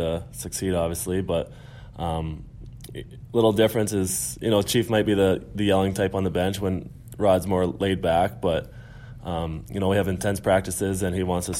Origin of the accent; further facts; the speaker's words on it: Brandon, Manitoba, Canada; moved away; my hometown. It's a hockey town back in Brandon, Manitoba